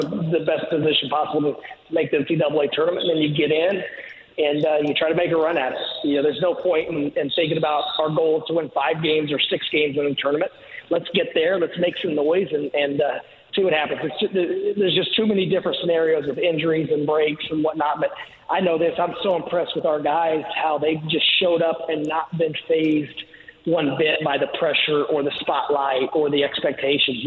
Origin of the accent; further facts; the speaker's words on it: Bloomington, Indiana, United States; now in South Florida, United States; growing up in Greene County and the Bloomington area